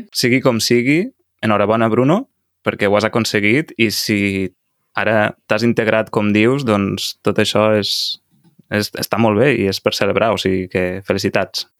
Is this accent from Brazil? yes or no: yes; Brazil; Catalan is a second language; moved away as an adult; now in Catalonia, Spain; jo sóc brasiler i porto aquí un any i tres mesos